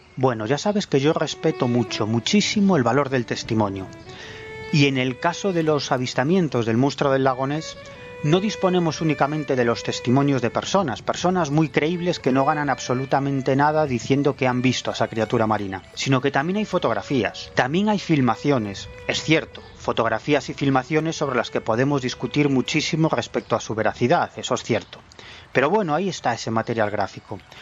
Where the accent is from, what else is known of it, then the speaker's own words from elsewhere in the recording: Galicia, Spain; mi Galicia, a mi Galicia natal